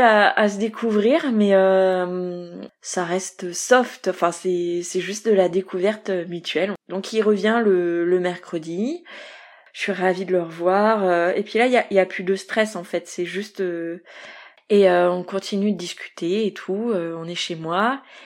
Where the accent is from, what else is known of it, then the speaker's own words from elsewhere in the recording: Brittany, France; je suis, je suis bretonne d'origine